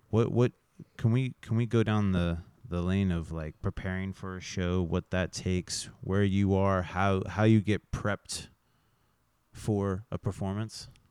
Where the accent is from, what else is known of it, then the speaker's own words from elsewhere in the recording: Fort Scott, Kansas, United States; also born or lived in Manhattan, Kansas; now in Kansas City, United States; born and raised in Fort Myers, Florida